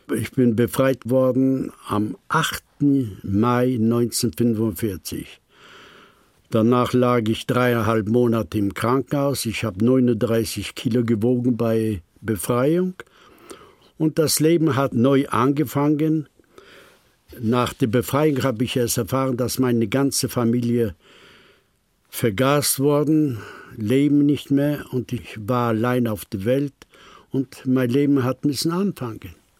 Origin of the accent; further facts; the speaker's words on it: Poland; moved away; Ich stamme aus Polen.